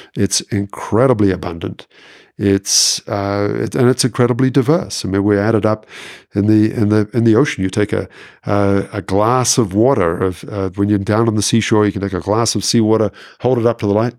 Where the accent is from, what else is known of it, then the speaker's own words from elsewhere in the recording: Auckland, New Zealand; now in Quebec City, Canada; I'm originally from New Zealand, and so I grew up in Auckland, very close to the water